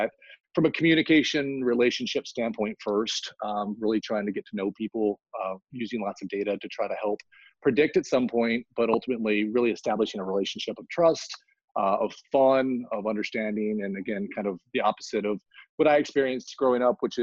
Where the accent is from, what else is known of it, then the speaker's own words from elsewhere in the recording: Central Texas, United States; moved away as an adult; also born or lived in Los Angeles / San Francisco / New York; I grew up in Central Texas in an area that didn't have a lot of wealth